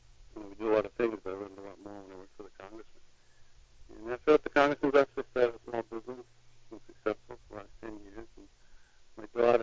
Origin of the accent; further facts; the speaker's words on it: Salem, Massachusetts, United States; I was born and raised in Salem.